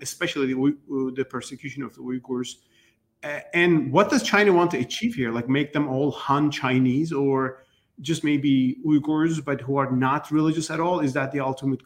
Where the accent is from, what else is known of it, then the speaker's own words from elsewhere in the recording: Turkey; I'm from Turkey